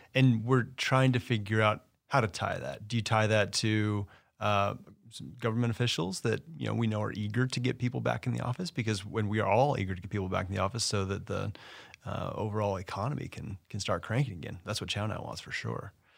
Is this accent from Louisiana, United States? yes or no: no; Los Angeles, California, United States; It's my hometown. I love L